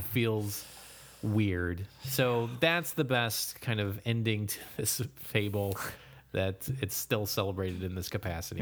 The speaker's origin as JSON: {"language": "English", "country": "United States", "said": "as an American"}